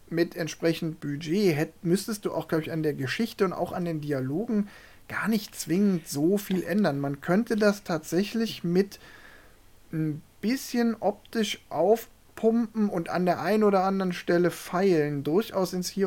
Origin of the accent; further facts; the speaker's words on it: Saarland, Germany; äh, ich bin ja im Saarland aufgewachsen und äh, das Saarland ist ja traditionell Frankreich-affin und auch Peugeot-affin.